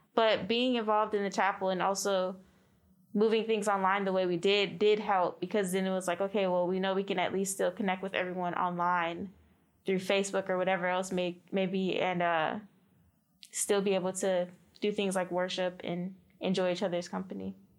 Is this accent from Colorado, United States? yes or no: no; Miami, Florida, United States; moved away; originally we're both actually from Miami, Florida